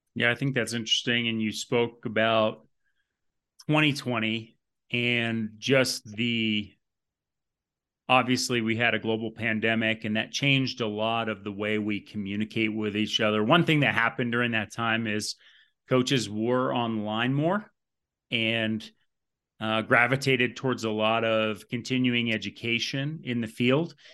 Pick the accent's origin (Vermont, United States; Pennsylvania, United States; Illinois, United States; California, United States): Vermont, United States; moved away; I came from Vermont. You may not know that. And there wasn't a lot of strength and conditioning, uh, in the state growing up